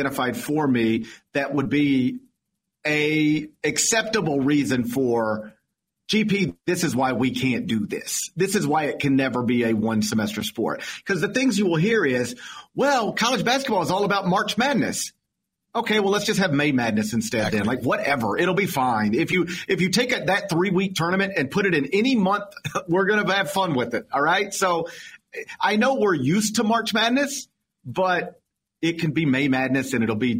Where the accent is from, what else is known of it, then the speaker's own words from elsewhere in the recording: Memphis, Tennessee, United States; My hometown of Memphis